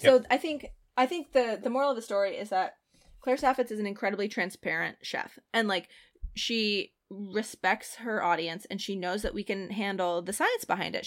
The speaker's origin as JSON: {"language": "English", "country": "Ireland", "said": "I'm Irish"}